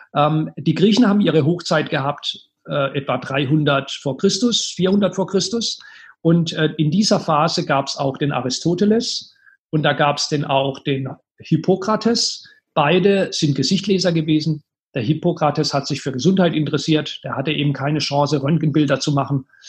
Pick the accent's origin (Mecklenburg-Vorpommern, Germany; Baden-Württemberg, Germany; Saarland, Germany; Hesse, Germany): Baden-Württemberg, Germany; Karlsruhe; in meiner Heimatstadt, Karlsruhe